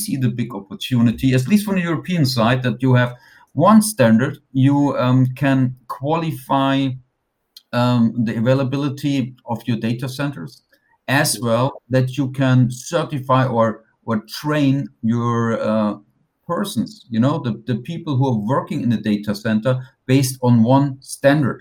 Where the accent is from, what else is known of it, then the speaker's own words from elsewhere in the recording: Germany; I'm here in Frankfurt